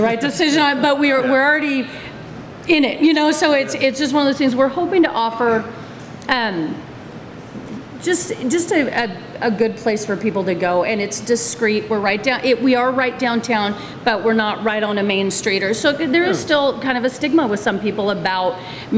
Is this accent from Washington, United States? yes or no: yes; Washington, United States; now in Guthrie, United States; I'm from Washington. I've been here. I consider myself a Guthrian or whatever we call ourselves, but I've been here for 20